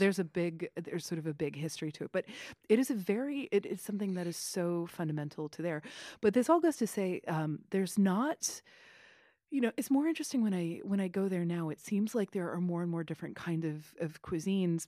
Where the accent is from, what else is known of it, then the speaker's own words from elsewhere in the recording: Kentucky, United States; moved away; I grew up in Kentucky